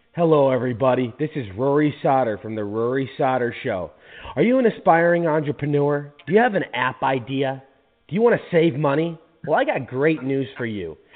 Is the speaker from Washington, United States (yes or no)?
yes; Seattle, Washington, United States; moved away as an adult; now in Phoenix, United States; I live in Arizona. I'm originally from Seattle